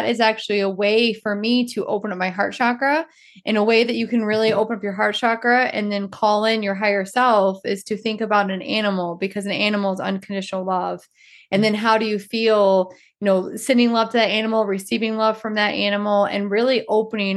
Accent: Georgia, United States; I'm from Georgia.

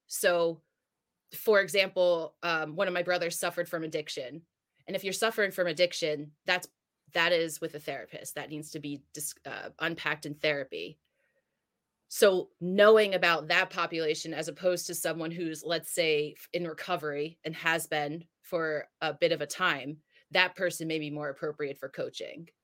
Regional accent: New Jersey, United States; now in San Diego, United States; I'm from Jersey. I live in San Diego now

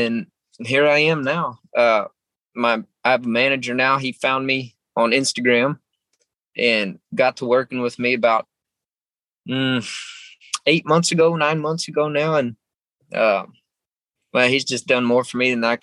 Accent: San Antonio, Texas, United States; I was born in San Antonio, Texas, not very far from where I live right now

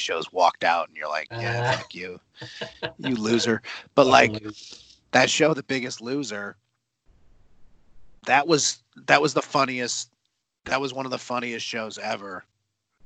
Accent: Houston, Texas, United States; I'm from Houston

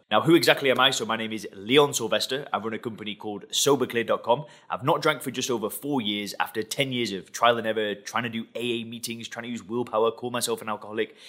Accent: England, United Kingdom; I'm from England.

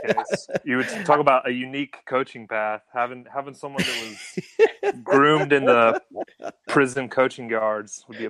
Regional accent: United States

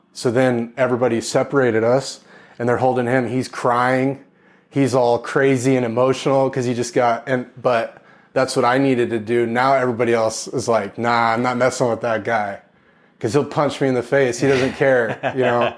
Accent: Corpus Christi, Texas, United States; I was born in East Texas, but when I was young, I moved to, uh, Corpus Christi, Texas

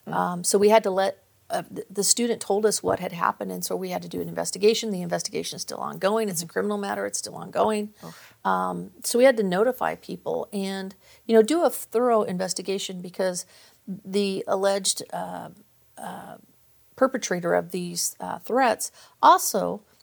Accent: Visalia, California, United States; also born or lived in Bay Area; No, actually, I grew up in Visalia.

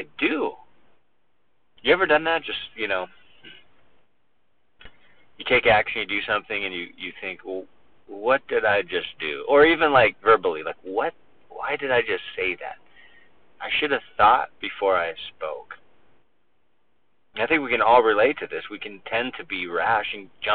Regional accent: United States; we're so American

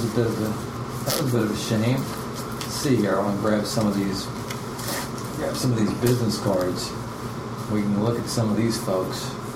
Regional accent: Austin, Texas, United States; my hometown, which is Austin, Texas.

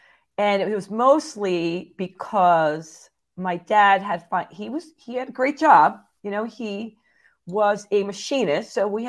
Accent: Phillipsburg, New Jersey, United States; also born or lived in Easton, Pennsylvania; I thought I was born where I grew up in Phillipsburg, New Jersey in the United States. But they were like, no, you got that question wrong on a security thing. So I found out I was born just across the bridge in Easton, Pennsylvania.

